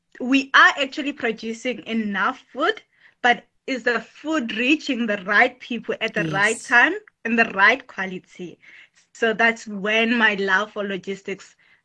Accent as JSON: {"language": "English", "town": "Johannesburg", "region": "Gauteng", "country": "South Africa", "tie": "born or raised there", "said": "I grew up in Johannesburg."}